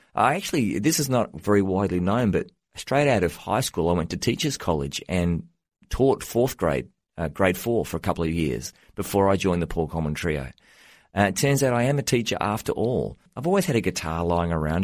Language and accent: English; Australia; moved away as an adult; now in United States; I'm an Australian, but I've been living in the U S for the last ten years